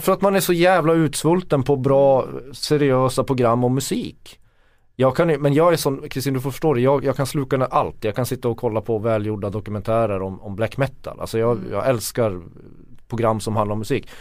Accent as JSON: {"language": "Swedish", "town": "Kiruna", "region": "Norrbotten County", "country": "Sweden", "tie": "born or raised there", "said": "när jag växte upp i Kiruna"}